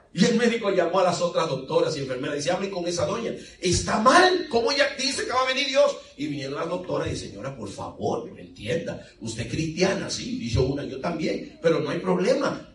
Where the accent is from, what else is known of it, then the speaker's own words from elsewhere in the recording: Dominican Republic; moved away; en mi país, República Dominicana